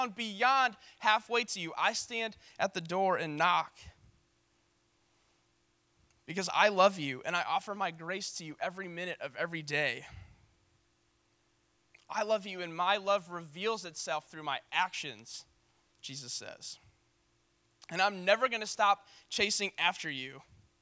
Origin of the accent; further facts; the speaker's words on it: St. Louis, Missouri, United States; I'm from St. Louis